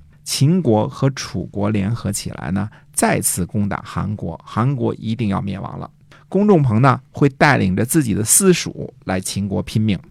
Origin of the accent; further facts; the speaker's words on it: China; 这就是你看，我们中国人读李白一句说